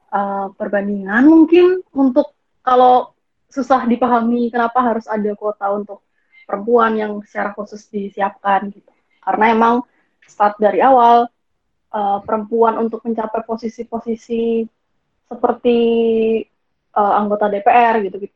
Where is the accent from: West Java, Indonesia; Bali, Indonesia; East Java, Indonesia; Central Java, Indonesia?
Bali, Indonesia; Kalau kalau di daerahku sendiri, karena aku dari karena aku dari Bali